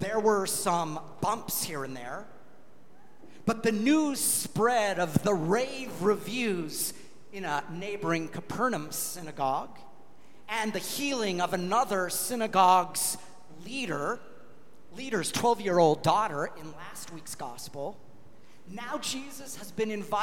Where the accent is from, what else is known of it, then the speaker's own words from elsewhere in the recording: Longmont, Colorado, United States; moved away; I was back in my hometown of Longmont, Colorado